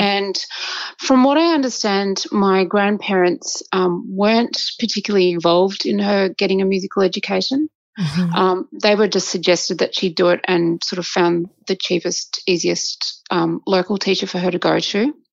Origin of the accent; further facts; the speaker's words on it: Australia; I was born in Australia, uh, and my mother and father met here as um, immigrants